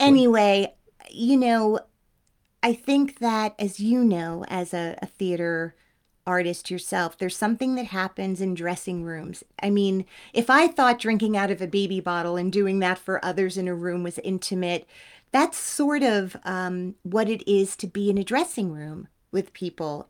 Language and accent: English; Teaneck, New Jersey, United States; I'm eighteen years old. I don't, I, I'm from Teaneck.